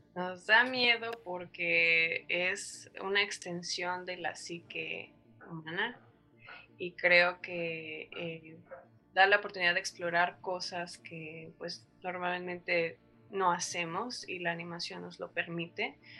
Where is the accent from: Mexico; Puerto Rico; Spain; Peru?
Mexico; el cine de nuestro país